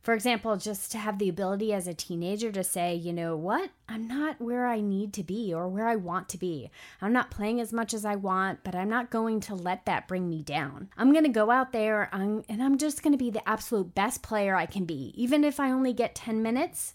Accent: Massapequa, New York, United States; East Coast soccer girl from Massapequa, Long Island

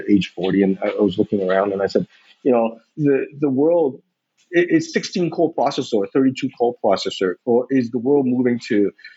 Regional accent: West Coast of the United States, United States; moved away as an adult; also born or lived in Taiwan; I grew up on the West Coast of the United States.

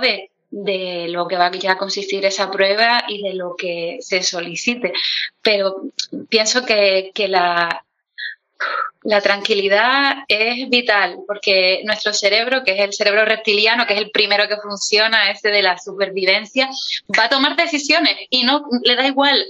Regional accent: Canary Islands, Spain; como soy canaria, pues yo lo seseo todo

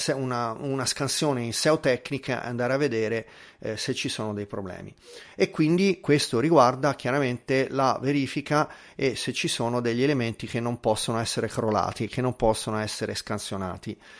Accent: Tuscany, Italy; accent: Tuscan, fairly light; sono toscano, nato in Toscana, però ehm, ho avuto una famiglia che mi ha sempre incoraggiato a parlare l'italiano standard e quindi come sentite ehm, io parlo un accen- con un accento toscano ma abbastanza lieve

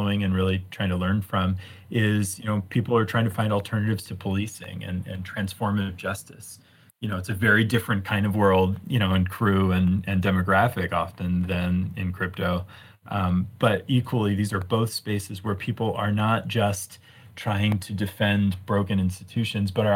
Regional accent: Virginia outside of DC, United States; now in Boulder, United States; I grew up in Virginia outside of DC

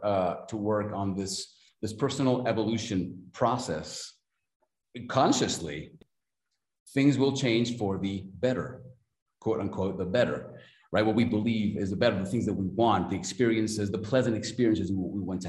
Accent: Mexico City, Mexico; I'm from Mexico City, Mexico

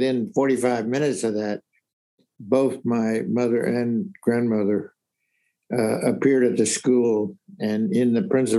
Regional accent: Richmond, Virginia, United States; moved away; I grew up in Richmond, Virginia.

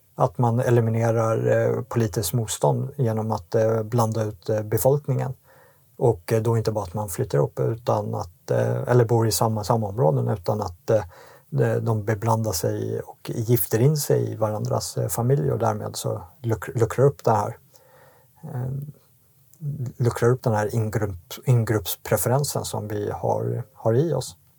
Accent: Sweden; vi som svenskar

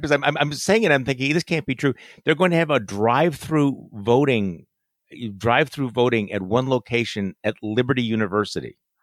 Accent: Wisconsin, United States; my home state senator, uh, the senior senator from the state of Wisconsin

